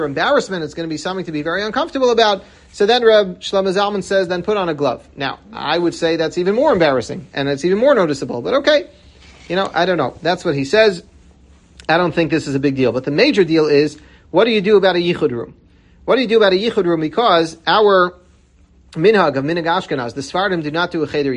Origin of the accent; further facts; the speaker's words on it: New York City, New York, United States; I grew up in Washington Heights, and in Breuer's, I remember every Shabbos as a kid